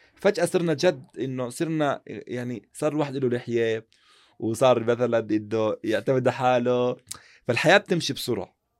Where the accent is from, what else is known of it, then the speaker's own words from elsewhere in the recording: Jordan; عندنا في المملكة الأردنية يعني خاصة عندنا في الأردن